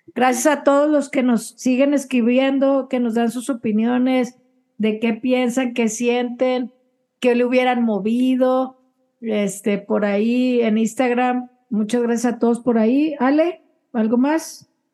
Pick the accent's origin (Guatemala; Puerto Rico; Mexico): Mexico; nosotros como mexicanas